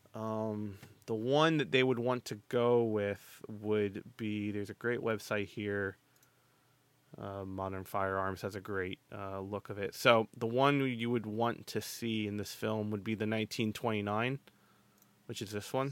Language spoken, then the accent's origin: English; United States; I'm American, I have a pass